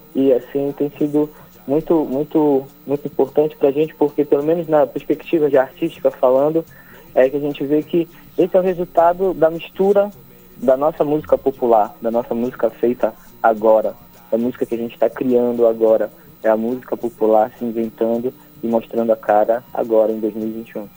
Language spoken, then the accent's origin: Portuguese; Ananindeua, Pará, Brazil; o Grupo Estrela do Norte é um grupo aqui de Ananindeua, somos de Ananindeua